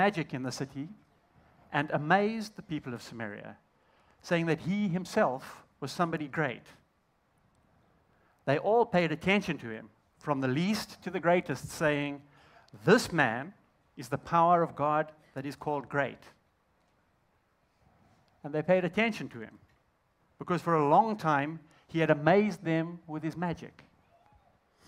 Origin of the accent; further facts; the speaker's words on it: Zimbabwe; accent: Southern African; I'm actually from Zimbabwe